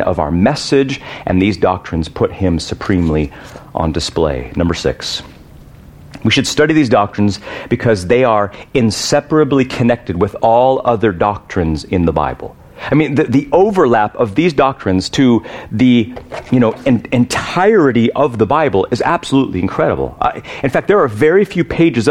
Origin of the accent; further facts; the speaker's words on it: United States; I'm American